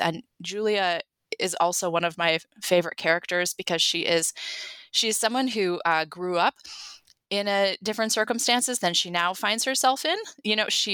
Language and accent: English; Sturgeon Bay, Wisconsin, United States; I grew up in Door County. I grew up in Sturgeon Bay